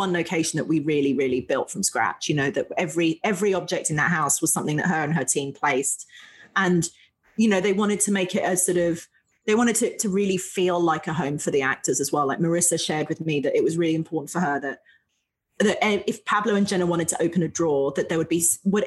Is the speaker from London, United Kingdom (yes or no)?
yes; London, United Kingdom; moved away; I was born in London, in England